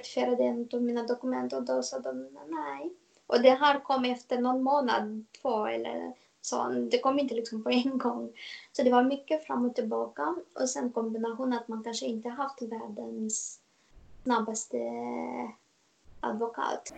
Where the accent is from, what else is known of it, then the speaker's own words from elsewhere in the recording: Moldova; Swedish is a second language; moved away as an adult; now in Stockholm, Sweden; jag kommer ursprungligen från Moldavien